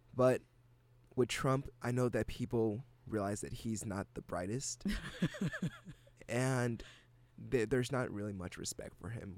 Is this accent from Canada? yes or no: no; Ghana; first language English; now in United States; I'm from Ghana